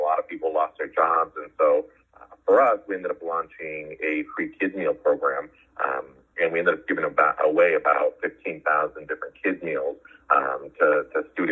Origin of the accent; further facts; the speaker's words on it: Arizona, United States; also born or lived in San Francisco, California / West Coast; I was born in San Francisco, grew up on the West Coast. My family moved to Arizona when I was in middle school and ended up doing middle school and high school in Arizona